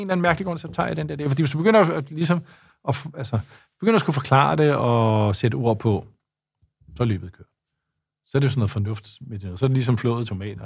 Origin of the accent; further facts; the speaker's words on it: Lyngby, Capital Region of Denmark, Denmark; also born or lived in Copenhagen; jeg voksede op i Lyngby og har gået på folkeskole i Lyngby